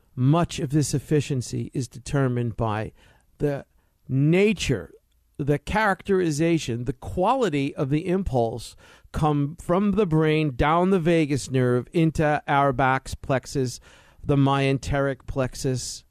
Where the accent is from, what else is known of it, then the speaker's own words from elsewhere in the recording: East Coast, United States; now in California, United States; what I grew up in on the East Coast, dark gray, morbid